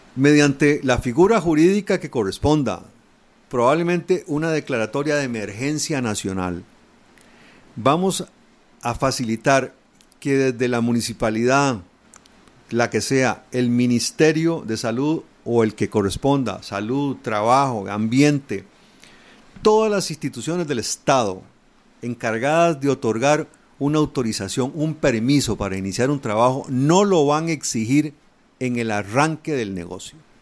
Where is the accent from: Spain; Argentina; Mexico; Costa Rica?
Costa Rica; como costarricense